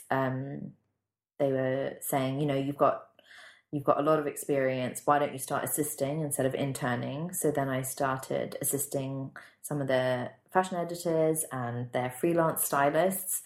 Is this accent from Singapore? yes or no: yes; Singapore; moved away as an adult; also born or lived in London; I had lots of friends who lived in London who I grew up with in Singapore